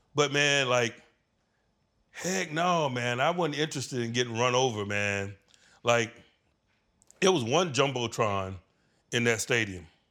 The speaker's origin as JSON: {"language": "English", "region": "Virginia", "country": "United States", "tie": "born or raised there", "moved": "yes", "said": "being a Virginia boy, growing up in the V A in the eighties"}